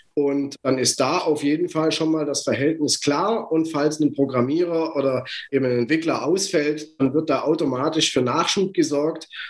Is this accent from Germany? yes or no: yes; Germany; ich bin deutsch, ich bin in Deutschland geboren, ich bin in Deutschland aufgewachsen